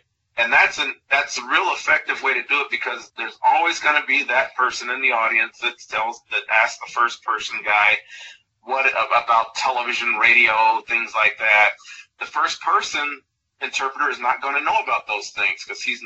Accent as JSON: {"language": "English", "town": "Chicago", "region": "Illinois", "country": "United States", "tie": "born or raised there", "moved": "yes", "said": "I grew up in Chicago"}